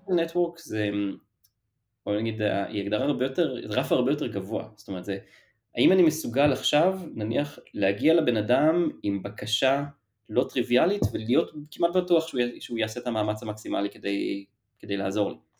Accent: Ramat HaSharon, Tel Aviv District, Israel; moved away as an adult; now in Tel Aviv, Israel; במקור מרמת השרון, מגיל אפס פחות או יותר, עד, לא יודע, גיל עשרים

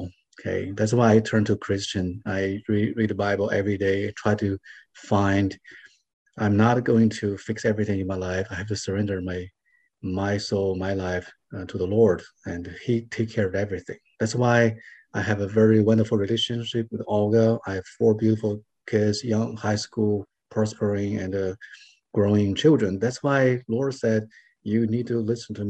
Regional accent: China; moved away as an adult; now in United States; I was born in China

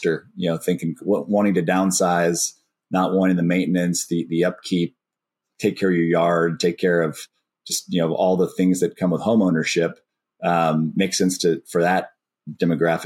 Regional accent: Austin, Texas, United States; I've born and raised in Austin

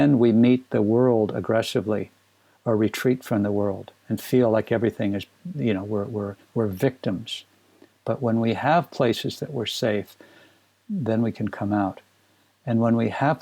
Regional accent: Minnesota, United States; I grew up in Minnesota

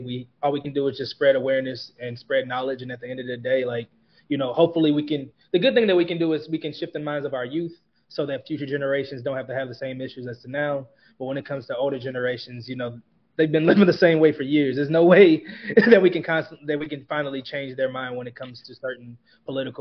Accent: Kansas City, United States; my hometown Kansas City Chiefs

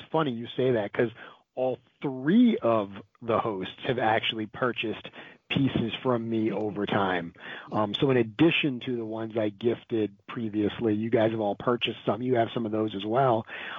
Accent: Rhode Island, United States; I'm from Rhode Island

